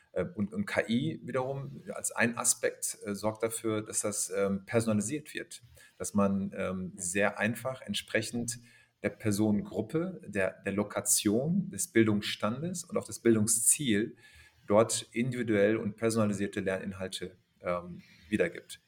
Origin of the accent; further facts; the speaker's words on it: Germany; ich bin aber in Deutschland geboren, aufgewachsen.